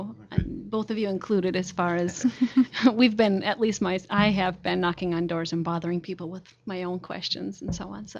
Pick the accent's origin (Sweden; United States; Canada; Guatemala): United States; Minnesota; moved away as an adult; also born or lived in Nebraska / Czech Republic / Hungary; now in Japan; I'm from the United States, the state of Minnesota.